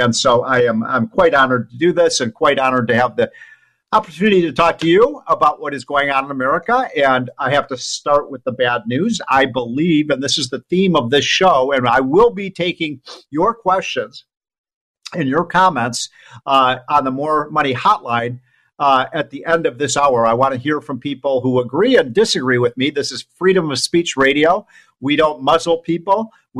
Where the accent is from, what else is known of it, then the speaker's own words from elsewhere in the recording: Illinois, United States; states like my home state of Illinois, California.